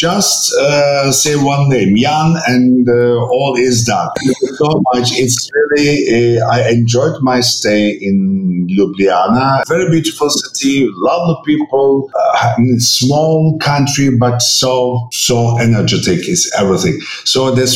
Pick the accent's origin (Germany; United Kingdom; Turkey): Turkey; Istanbul; English is a second language; I'm coming from German high school in Istanbul, so German was my first foreign language